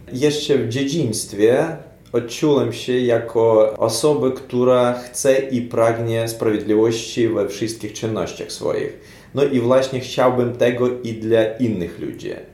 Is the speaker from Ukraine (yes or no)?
yes; Ukraine; Polish is a second language; nasz kraj i my, jako Ukraińcy